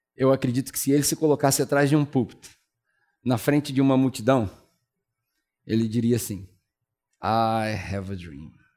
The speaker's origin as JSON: {"language": "Portuguese", "country": "Brazil", "also_born_or_lived": "New Zealand", "moved": "as an adult", "said": "antes de voltar para o Brasil"}